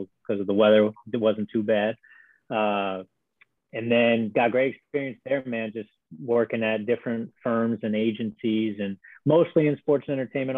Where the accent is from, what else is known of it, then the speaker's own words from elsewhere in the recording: Harrisburg, Pennsylvania, United States; moved away as an adult; Born and raised in Harrisburg, PA